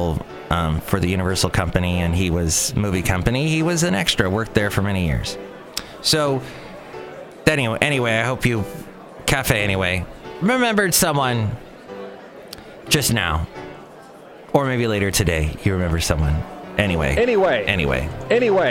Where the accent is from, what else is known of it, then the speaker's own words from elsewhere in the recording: California, United States; moved away; also born or lived in Alabama; Growing up in California, moving to Alabama